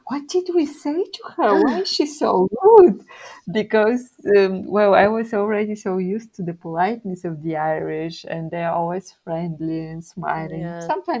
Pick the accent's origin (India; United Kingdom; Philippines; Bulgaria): Bulgaria; English is a second language; also born or lived in Germany; now in Dublin, Ireland; And I told them finally I'm Bulgarian, and they were like, well, you don't sound Eastern European. And I was like, well, I lived 10 years in Germany before I moved to Dublin.